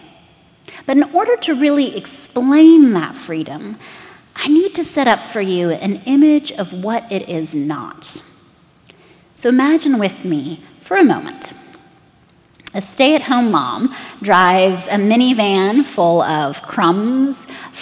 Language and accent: English; United States; to us as Americans